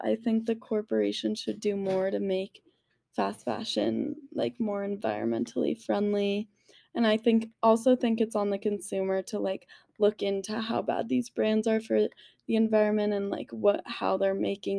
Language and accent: English; Boulder, Colorado, United States; I go to CU Boulder. I'm from Boulder and I met Sophie in Willville.